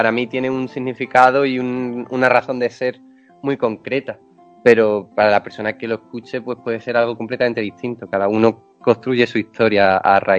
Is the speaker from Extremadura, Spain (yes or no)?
yes; Extremadura, Spain; now in Madrid, Spain; No, no, no, yo soy de Extremadura.